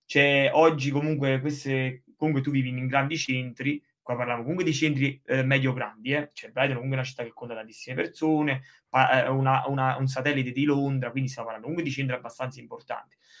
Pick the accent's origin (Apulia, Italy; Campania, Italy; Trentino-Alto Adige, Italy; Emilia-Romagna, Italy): Campania, Italy; Sessa Aurunca; moved away as an adult; now in England; io sono appunto di Sessa Olunca, una cittadina della provincia di Caserta